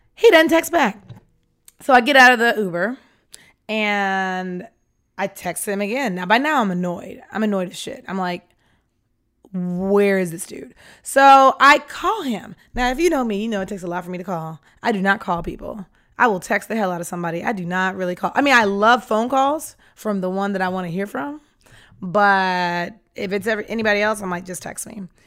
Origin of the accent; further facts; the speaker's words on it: Atlanta, Georgia, United States; I'm from Atlanta, Georgia